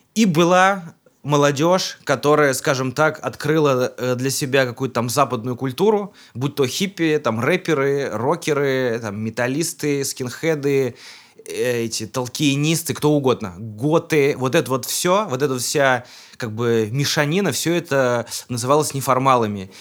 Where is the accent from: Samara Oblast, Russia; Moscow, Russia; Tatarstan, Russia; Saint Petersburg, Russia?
Tatarstan, Russia; Kazan; я уроженец Казани, мне 34 года